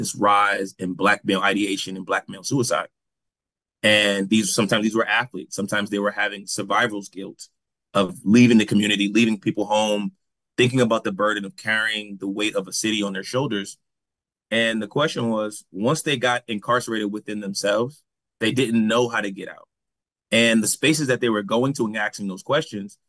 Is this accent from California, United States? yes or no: no; New Haven, Connecticut, United States; moved away; growing up in New Haven